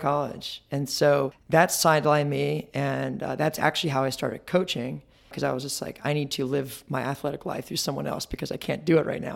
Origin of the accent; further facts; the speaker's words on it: Marietta, Georgia, United States; also born or lived in Ohio; I was born in Ohio, raised in Georgia, Marietta, Georgia